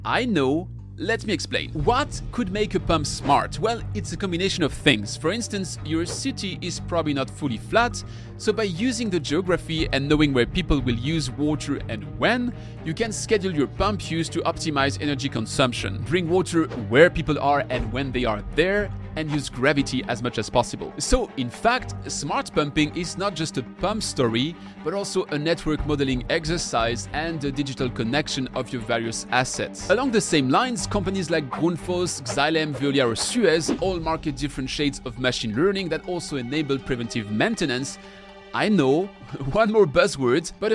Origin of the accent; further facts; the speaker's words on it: Colmar, Grand Est, France; my hometown, Colmar